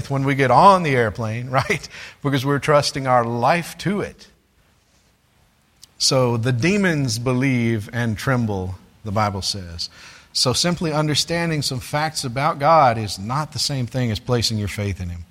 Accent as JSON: {"language": "English", "country": "United States", "said": "being an American"}